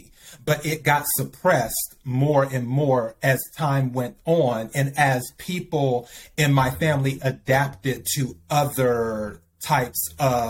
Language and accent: English; the South, United States; growing up in the South, Baptist, Methodist